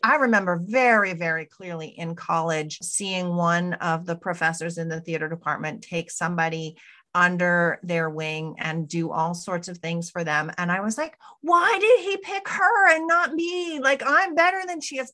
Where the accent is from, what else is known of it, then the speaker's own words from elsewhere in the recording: United States; now in Canada; I'm an American citizen living and working in Canada right now